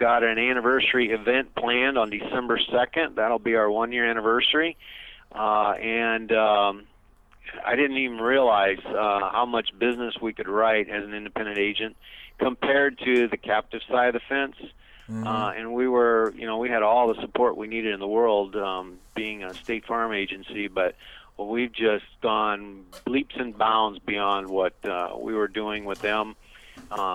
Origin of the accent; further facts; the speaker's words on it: Iowa, United States; now in Gilbert, United States; I'm originally from the Midwest, born and raised in Iowa